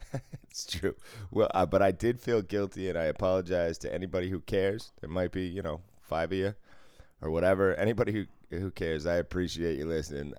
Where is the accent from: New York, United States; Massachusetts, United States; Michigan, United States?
Massachusetts, United States; Boston; moved away; I grew up in Boston driving